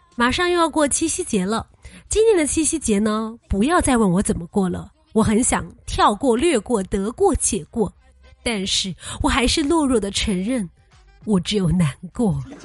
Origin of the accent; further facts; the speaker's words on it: China; 我们中国人